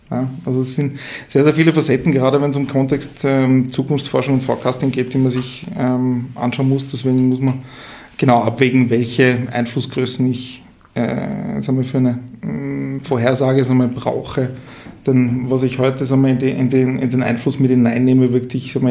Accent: Tyrol, Austria; accent: Tyrolean; ich komme ursprünglich, wie man vielleicht an meinem Dialekt hört, äh, aus Tirol.

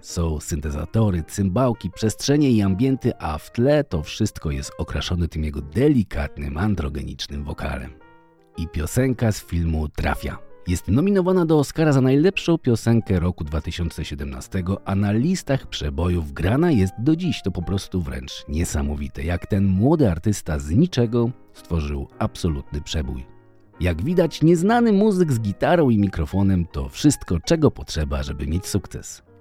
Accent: Poland; jesteśmy biedakami z Polski

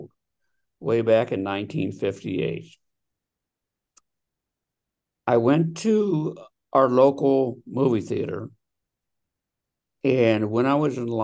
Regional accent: Delaware, Ohio, United States; now in Scottsdale, United States; I am originally from Delaware, Ohio. I now live in Scottsdale, Arizona.

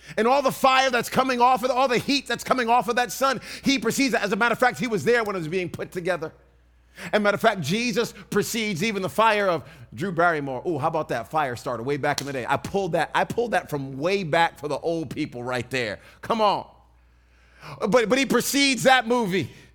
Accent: East Coast, Northeast, United States; I grew up on the East Coast

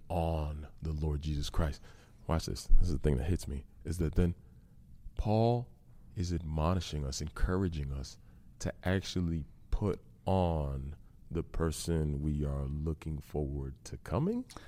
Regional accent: Massachusetts, United States; I grew up in Massachusetts

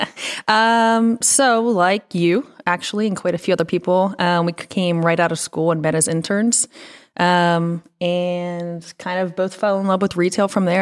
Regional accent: Pennsylvania, United States; also born or lived in Florida; now in Northwest Arkansas, United States; Pennsylvania, went to school in Florida

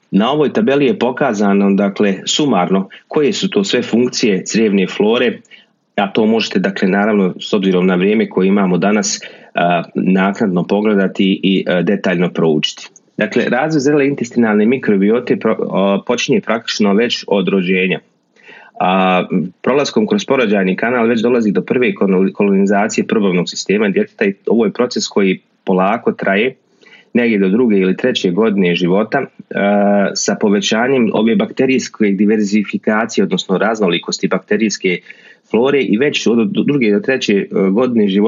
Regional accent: Bosnia & Herzegovina; kod nas u Bosni

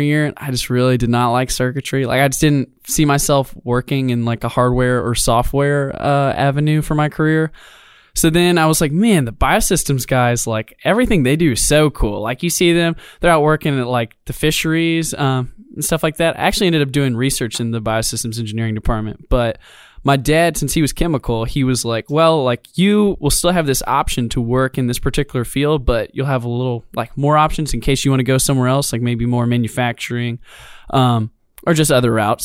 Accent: Birmingham, Alabama, United States; moved away as an adult; I'm originally from Birmingham, Alabama. My family moved to Atlanta, Georgia, my sophomore

